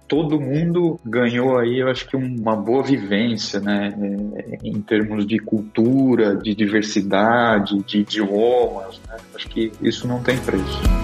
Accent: Araraquara, São Paulo, Brazil; accent: interior paulista; moved away as an adult; also born or lived in São Carlos; now in Portugal; Eu sou paulista, sou do interior, lá com o sotaque bem, bem característico, né? Sou de Araraquara

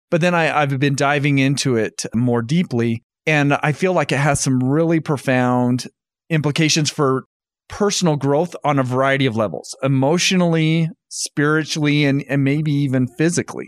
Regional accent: North Ogden, Utah, United States; moved away as an adult; also born or lived in Indiana; So I grew up in North Ogden, Utah

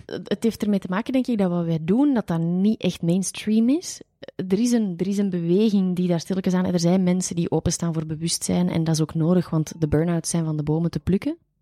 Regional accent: Flanders, Belgium; daar zijn wij Vlamingen heel bescheiden

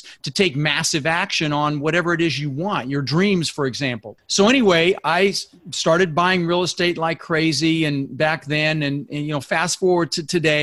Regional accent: Denver, Colorado, United States; born or raised there; also born or lived in Netherlands

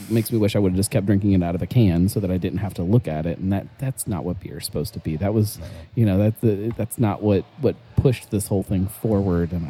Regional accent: Cleveland, Ohio, United States; hey man, I'm from Cleveland

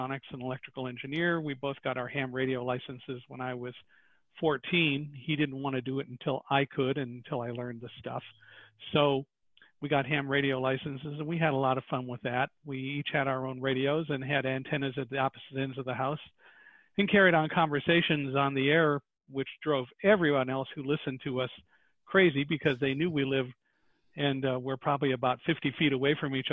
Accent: Chicago, Illinois, United States; I was born in Chicago, by the way, in 1950

